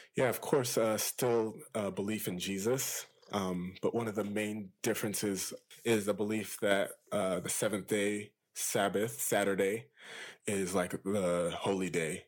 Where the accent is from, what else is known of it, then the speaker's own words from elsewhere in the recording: Loma Linda, California, United States; I grew up in this town called Loma Linda. It's in California